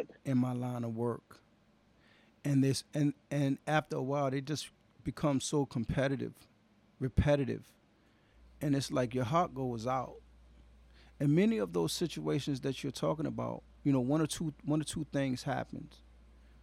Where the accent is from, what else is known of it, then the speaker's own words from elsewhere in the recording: Washington, District of Columbia, United States; I currently work in New York City, but I'm originally from Washington, D.C. Southeast raised, Southeast born